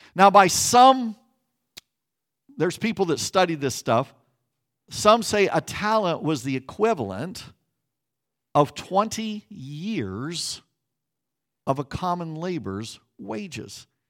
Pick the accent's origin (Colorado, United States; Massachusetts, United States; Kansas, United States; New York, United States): Kansas, United States; Growing up in Kansas as a pastor's kid